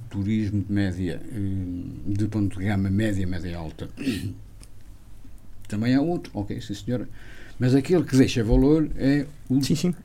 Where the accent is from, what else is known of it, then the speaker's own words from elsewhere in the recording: a village in Armamar, opposite Canelas, Viseu, Portugal; sou de uma aldeia que fica mesmo em frente a Canelas, portanto, em Irmamar